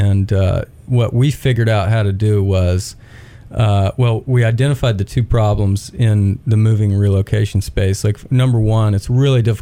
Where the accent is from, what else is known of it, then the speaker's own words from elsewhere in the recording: Knoxville, Tennessee, United States; moved away as an adult; also born or lived in Texas / Auburn, Alabama / Birmingham, Alabama; now in Chattanooga, United States; I grew up in Knoxville, actually. I was born in Texas and then moved to Knoxville, Tennessee, pretty early on